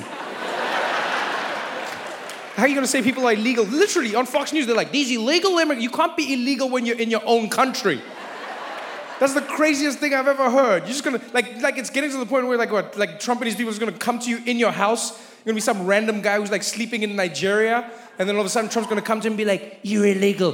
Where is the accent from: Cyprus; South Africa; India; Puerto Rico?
South Africa; now in United States; as a South African